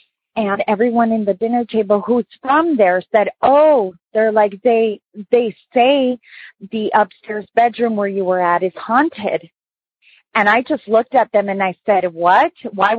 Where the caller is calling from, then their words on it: San Diego, California, United States; I'm calling from San Diego.